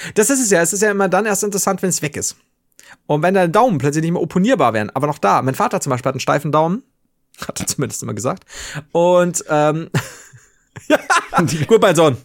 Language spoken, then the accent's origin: German; Germany; also born or lived in Regensburg; bei uns in Deutschland